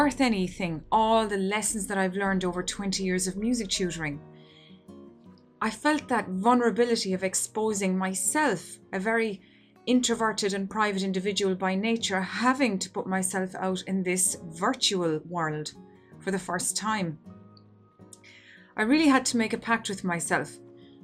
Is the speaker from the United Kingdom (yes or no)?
no; Ireland; here in my home country of Ireland